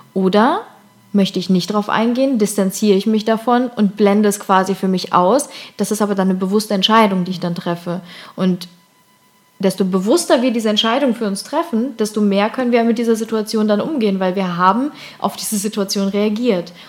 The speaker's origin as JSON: {"language": "German", "town": "Cologne", "region": "North Rhine-Westphalia", "country": "Germany", "tie": "born or raised there", "moved": "yes", "said": "in Köln, endlich mal wieder in meiner Heimat"}